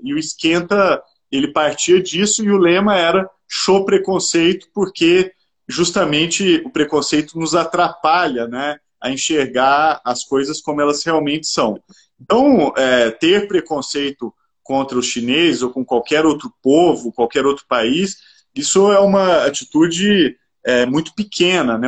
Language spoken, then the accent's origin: Portuguese; Minas Gerais, Brazil; Eu sou mineiro